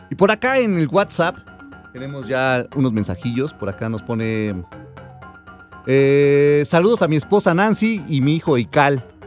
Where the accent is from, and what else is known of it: Mexico